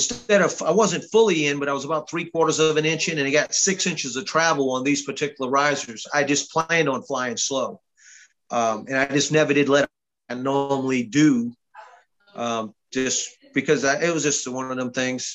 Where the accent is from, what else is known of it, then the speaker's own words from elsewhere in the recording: Louisiana, United States; moved away as an adult; now in Georgia, United States; I'm from Louisiana